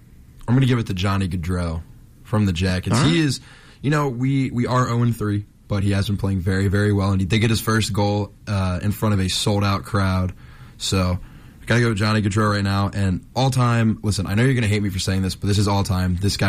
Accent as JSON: {"language": "English", "town": "Springfield", "country": "United States", "tie": "born or raised there", "moved": "yes"}